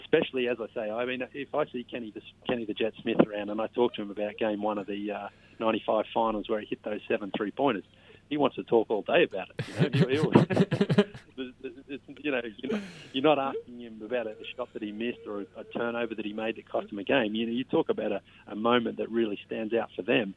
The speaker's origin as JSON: {"language": "English", "town": "Sunbury", "region": "Victoria", "country": "Australia", "tie": "born or raised there", "moved": "as an adult", "lives_now": "United States", "said": "I'm actually from Australia and, you know, I'm not from Canada"}